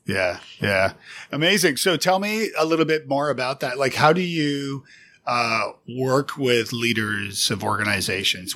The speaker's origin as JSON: {"language": "English", "country": "Canada", "moved": "yes", "lives_now": "United States", "said": "as a Canadian living in the States"}